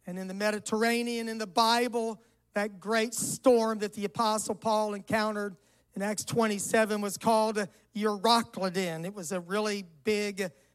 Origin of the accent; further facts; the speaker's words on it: Florida, United States; moved away; also born or lived in Georgia / St. Louis; I was raised in Florida